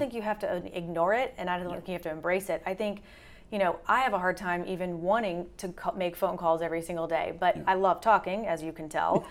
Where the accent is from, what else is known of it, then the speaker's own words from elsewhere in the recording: the South, United States; I'm from the South as well